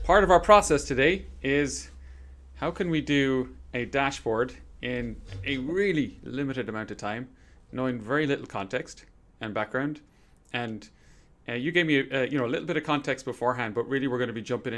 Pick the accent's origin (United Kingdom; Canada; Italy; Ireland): Ireland; where I grew up in Ireland